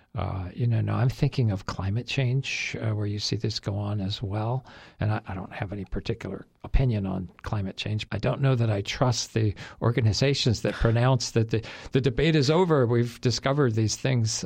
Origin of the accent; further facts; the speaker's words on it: United States; as an American